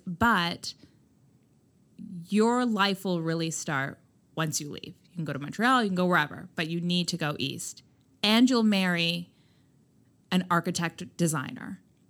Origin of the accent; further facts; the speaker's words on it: India; But I also, I'm Indian. I come from like, you know, my parents aren't strict Indians and they're not traditional by any means